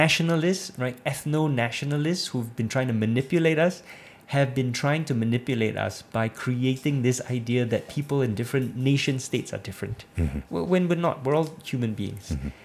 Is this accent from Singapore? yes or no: yes; Singapore